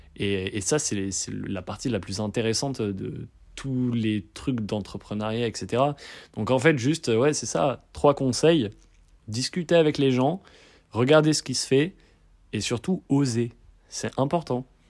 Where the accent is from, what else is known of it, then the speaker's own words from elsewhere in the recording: Bordeaux, Nouvelle-Aquitaine, France; moved away as an adult; now in Lyon, France; je suis bordelais d'origine et là je fais mes études à Lyon